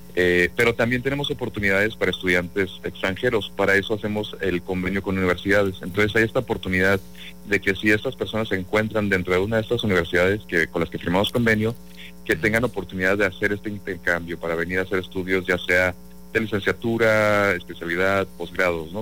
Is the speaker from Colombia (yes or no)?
no; Mexico; now in New York, United States; somos mexicanos